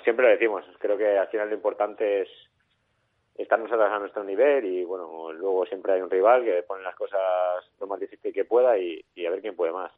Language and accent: Spanish; Valencian Community, Spain; now in Tarragona, Spain; soy valenciano